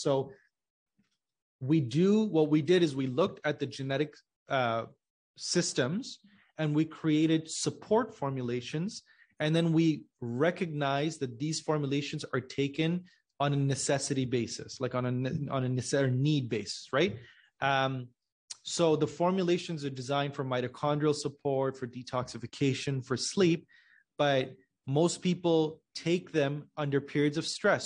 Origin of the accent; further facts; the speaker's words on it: Pakistan; I'm originally from Pakistan